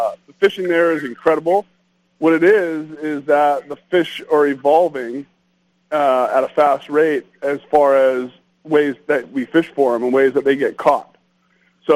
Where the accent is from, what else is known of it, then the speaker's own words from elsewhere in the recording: Southern California, United States; moved away; also born or lived in Lake Havasu, Arizona; I grew up in Southern California